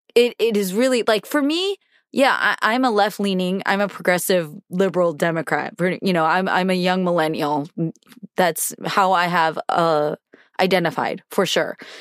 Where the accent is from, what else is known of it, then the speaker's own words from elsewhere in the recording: United States; I've been born and raised in America and I have felt a level of patriotism my whole life